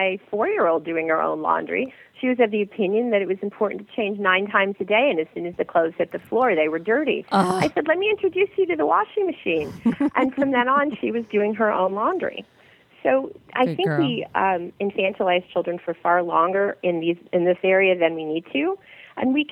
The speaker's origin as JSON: {"language": "English", "town": "St. Louis", "region": "Missouri", "country": "United States", "tie": "born or raised there", "said": "I grew up in the Midwest. And and my mother loved to have the air conditioning down to 72 in St. Louis"}